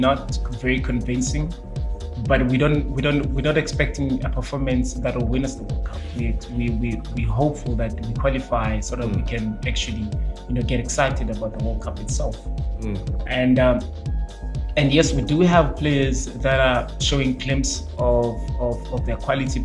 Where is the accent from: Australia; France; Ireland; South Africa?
South Africa; We as South African